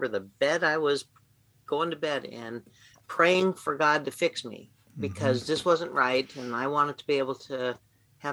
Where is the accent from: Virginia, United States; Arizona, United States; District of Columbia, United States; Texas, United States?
Arizona, United States; I grew up in Arizona